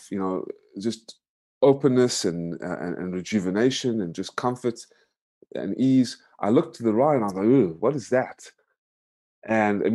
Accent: United States; moved away as an adult; also born or lived in South Africa / Georgia, United States; now in Vietnam; I'm an American citizen, South African born, American raised, currently living in Vietnam

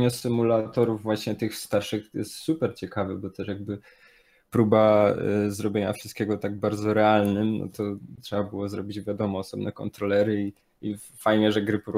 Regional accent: Silesian Voivodeship, Poland; Jestem Ślązakiem, bo jestem ze Śląska

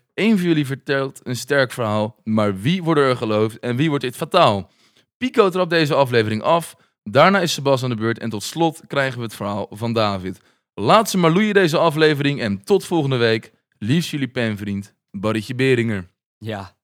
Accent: Noordwijk, South Holland, Netherlands; also born or lived in Leiden; ik dan uit Noordwijk. Eh, een jongen uit de Bollestreek.

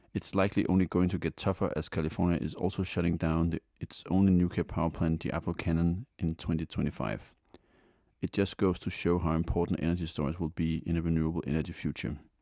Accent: Denmark; Denmark, my home country

